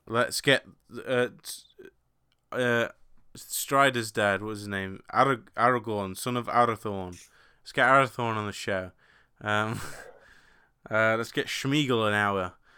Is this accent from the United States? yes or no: no; England, United Kingdom; being English